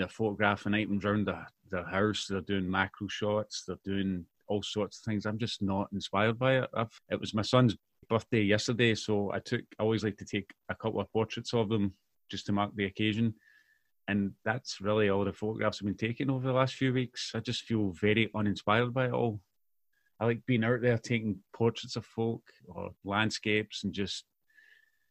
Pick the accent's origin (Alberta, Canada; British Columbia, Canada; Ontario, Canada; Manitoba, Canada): Ontario, Canada; Mississauga; now in Clydebank, United Kingdom; I grew up in Mississauga, which is a suburb, if you like, of Toronto